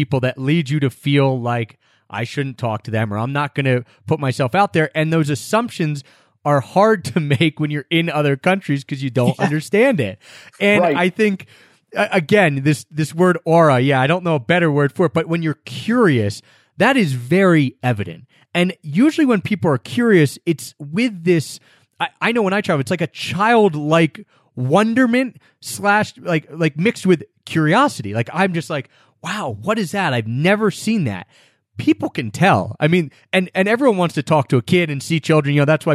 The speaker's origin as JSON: {"language": "English", "country": "United States", "said": "I'm American."}